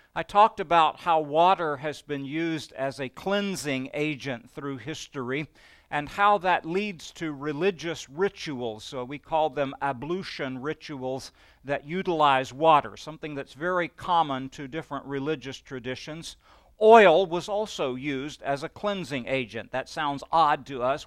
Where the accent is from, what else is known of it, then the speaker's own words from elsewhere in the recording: Beaumont, Texas, United States; the Baptists I knew growing up, growing up in Beaumont